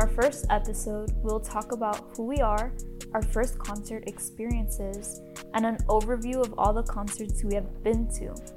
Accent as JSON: {"language": "English", "town": "Miami", "region": "Florida", "country": "United States", "said": "I'm from Miami, Florida"}